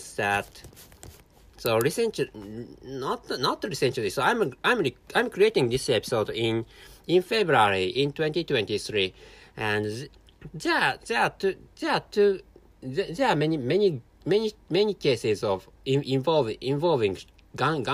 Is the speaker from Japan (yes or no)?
yes; Japan; first language Japanese; English is a second language